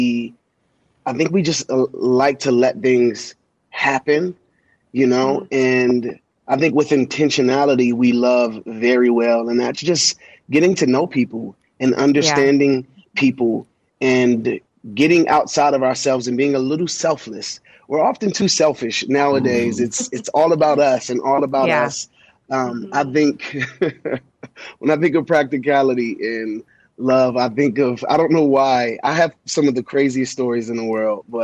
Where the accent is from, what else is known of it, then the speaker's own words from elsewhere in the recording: Colorado Springs, Colorado, United States; also born or lived in Washington, D.C.; I was born in Washington, D.C., and at the age of 5 months old, my father went to jail for attempted murder. At six, my mom married a guy who was in the military from D.C., and he got stationed out here in Colorado